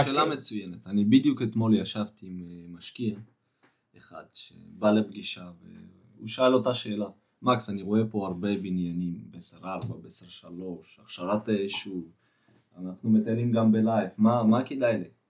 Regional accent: Haifa, Haifa District, Israel; moved away as an adult; now in Central Israel, Israel; בעצמי עברתי למרכז, הייתי גר בחיפה

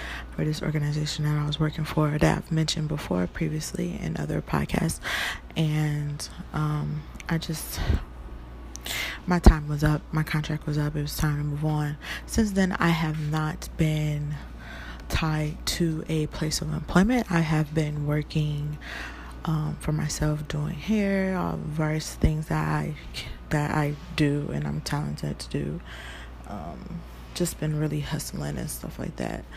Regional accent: Detroit, Michigan, United States; now in California, United States; I'm from the dirty Detroit, okay? The Motor City

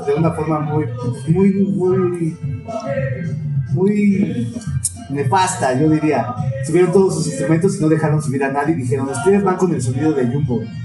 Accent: Mexico City, Mexico; cómo me inserto yo como chilango en un mundo global

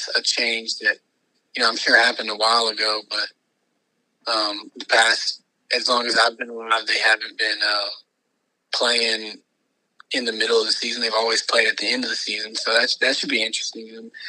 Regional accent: Georgia, United States; since I grew up in Georgia

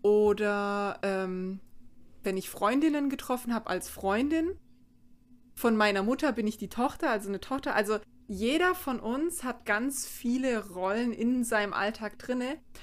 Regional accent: St. Georgen im Schwarzwald, Baden-Württemberg, Germany; da, wo ich herkomme, aus St. Georgen im Schwarzwald

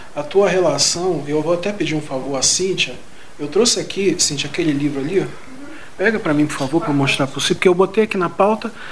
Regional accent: Rio de Janeiro, Brazil; inclusive no subúrbio do Rio de Janeiro, de onde eu venho. Inclusive, os primeiros sinais de política que eu vi na década de 80 foi por conta do PDT

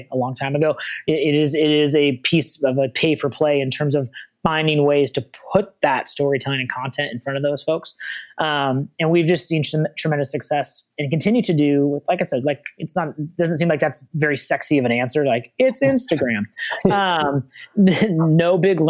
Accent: the Northwest, Pacific Northwest, United States; as someone from the Northwest

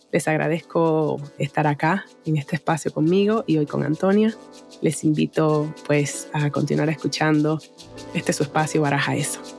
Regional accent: Chile; Así como bien chilena me quedo.

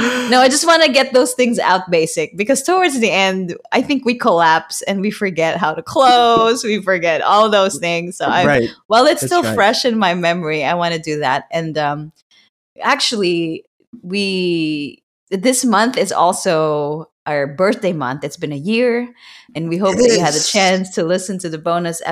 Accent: Philippines; moved away as an adult; I was born and raised in the Philippines. I moved here when I was 25, 26.

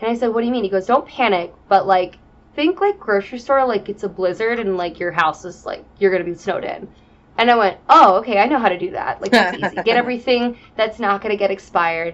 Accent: Wisconsin, United States; moved away; I'm from Wisconsin

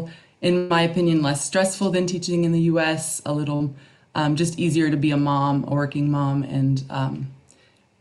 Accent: Phoenix, Arizona, United States; moved away as an adult; now in Guadalajara, Mexico; I grew up in Phoenix, Arizona

